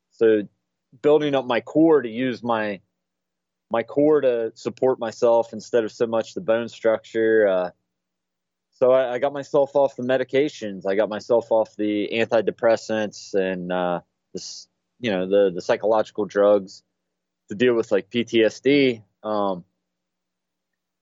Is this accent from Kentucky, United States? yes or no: no; Chillicothe, Ohio, United States; the Chillicothe VA here in my hometown